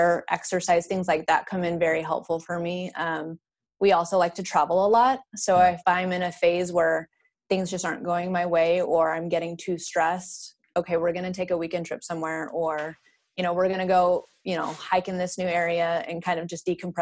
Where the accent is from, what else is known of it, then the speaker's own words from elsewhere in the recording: Idaho, United States; now in Austin, United States; I'm from Idaho. I still mm-hmm. hold my Idaho license